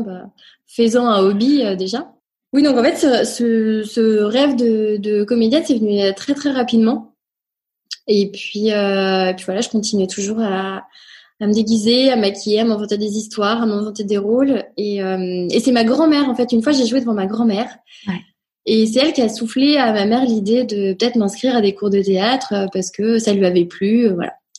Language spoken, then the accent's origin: French; Nantes, Pays de la Loire, France; also born or lived in Rennes / Angers; Je suis née à Rennes, euh, voilà, je revendique mon côté bretonne, breton pardon. Et euh, j'ai grandi à Nantes après, euh, voilà, toute euh, mon enfance, collège, lycée.